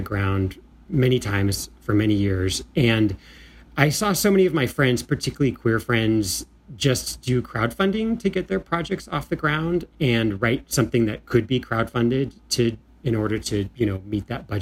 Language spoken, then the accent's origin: English; Escondido, California, United States; I grew up in Escondido, California, which is in San Diego County